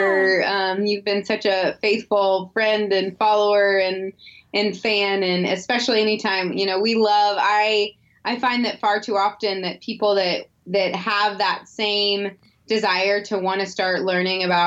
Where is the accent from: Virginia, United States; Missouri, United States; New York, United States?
Missouri, United States; St. Louis; I grew up in Missouri, in St. Louis, actually.